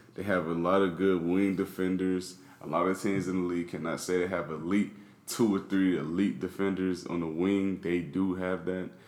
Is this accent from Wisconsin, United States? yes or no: no; Miami, Florida, United States; I'm from Miami